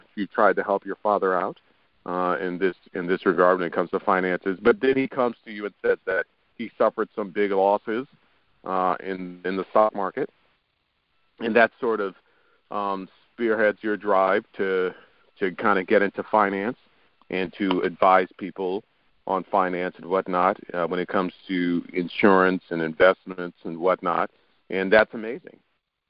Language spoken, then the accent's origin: English; New York, United States; I was born and raised in New York.